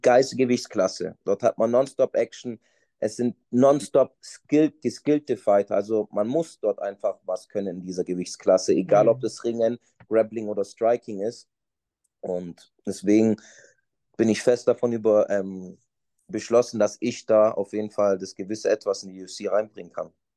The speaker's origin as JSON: {"language": "German", "town": "Stuttgart", "region": "Baden-Württemberg", "country": "Germany", "tie": "born or raised there", "also_born_or_lived": "Portugal", "said": "ich bin hier in Deutschland geboren und bin bis ich acht Jahre alt war, eigentlich auch hier in Deutschland groß geworden, im Schwabenländle, nee, Stuttgart"}